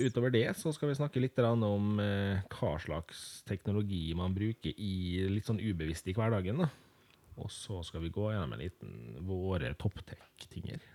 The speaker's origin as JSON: {"language": "Norwegian", "town": "Molde", "region": "Møre og Romsdal", "country": "Norway", "tie": "born or raised there", "said": "jeg er da født og oppvokst i Molde"}